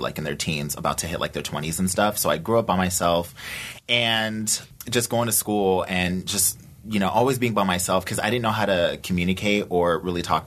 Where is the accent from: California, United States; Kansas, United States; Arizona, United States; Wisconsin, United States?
Arizona, United States; moved away as an adult; also born or lived in Tokyo, Japan; I moved back to Arizona